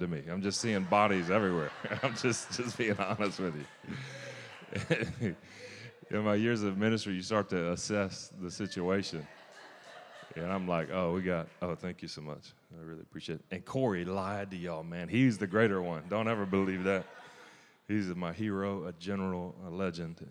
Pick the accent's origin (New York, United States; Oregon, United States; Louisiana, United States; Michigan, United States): Louisiana, United States; I'm from Louisiana